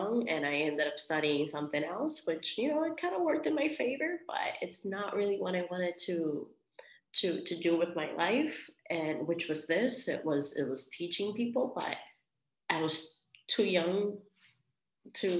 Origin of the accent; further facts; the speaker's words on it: Vega Baja, Puerto Rico; also born or lived in Colorado; now in Miami, United States; I am from Vega Baja, Puerto Rico